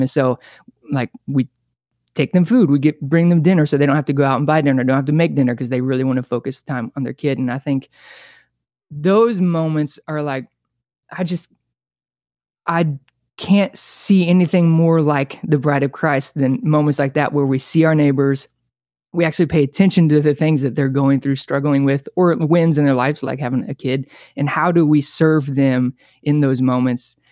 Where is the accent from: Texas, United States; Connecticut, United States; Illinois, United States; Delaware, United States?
Illinois, United States; Bethalto; moved away as an adult; now in California, United States; I was born and raised in a town called Bathalto, Illinois, like twenty-five minutes outside of Saint Louis